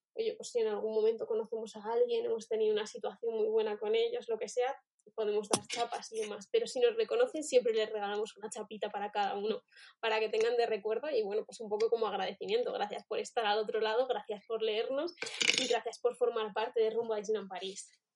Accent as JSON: {"language": "Spanish", "country": "Spain", "said": "somos españoles"}